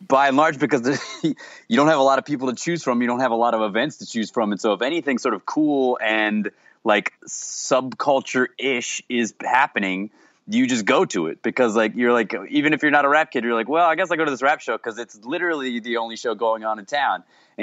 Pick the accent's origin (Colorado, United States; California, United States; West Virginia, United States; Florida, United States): Florida, United States; Jacksonville; I grew up in Jacksonville, Florida, which is like sort of like it's a bit of a cultural desert in a lot of ways.